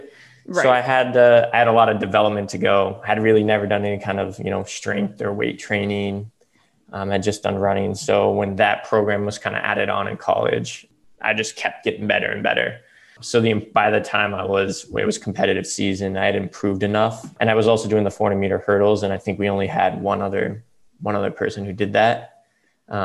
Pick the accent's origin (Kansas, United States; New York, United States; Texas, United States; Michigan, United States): Texas, United States; moved away as an adult; now in Boston, United States; I grew up in Texas. Yep. Okay. Yep. Grew up in Texas, went to college in Boston.